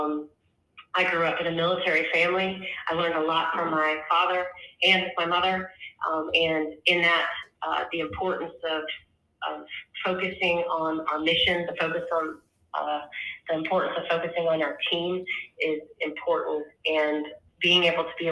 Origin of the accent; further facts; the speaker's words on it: Alexandria, Virginia, United States; moved away as an adult; now in Myrtle Beach, United States; I'm originally from Alexandria, Virginia, and that's where I went to school